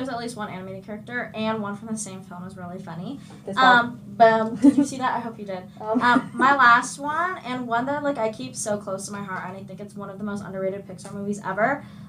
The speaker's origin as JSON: {"language": "English", "region": "California", "country": "United States", "said": "from, like, the Bay."}